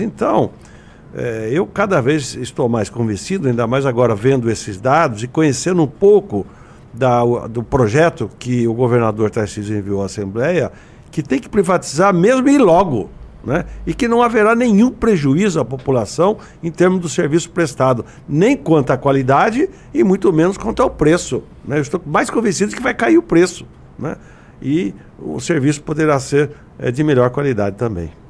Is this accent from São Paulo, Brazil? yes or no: yes; Araras, São Paulo, Brazil; also born or lived in Jaboticabal; minha Araras, que eu sou de lá, minha terra natal